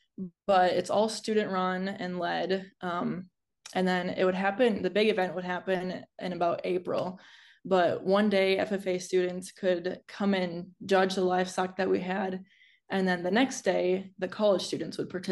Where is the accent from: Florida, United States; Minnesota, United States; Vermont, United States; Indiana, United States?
Minnesota, United States; southern; also born or lived in South Dakota; I grew up on a small diversified livestock farm in southern Minnesota